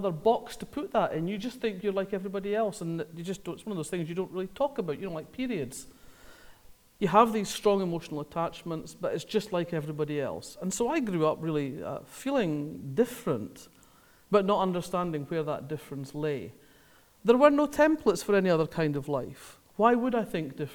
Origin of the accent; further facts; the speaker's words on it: Scotland, United Kingdom; I grew up in Scotland, as you can probably tell